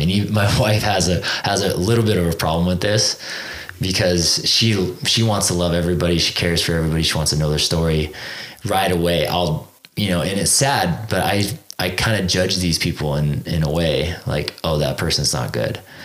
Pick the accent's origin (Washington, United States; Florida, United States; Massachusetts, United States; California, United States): California, United States; Exeter; moved away as an adult; now in Utah, United States; i grew up in a small town called exeter california